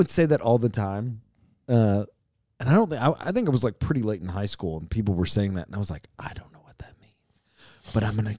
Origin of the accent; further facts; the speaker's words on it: Elizabethtown, Kentucky, United States; moved away as an adult; also born or lived in Missouri; Elizabethtown, I love being from E-Town.